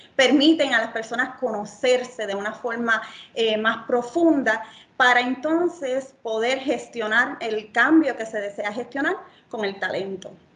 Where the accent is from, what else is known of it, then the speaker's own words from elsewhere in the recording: Yauco, Puerto Rico; vengo de Yauco a Puerto Rico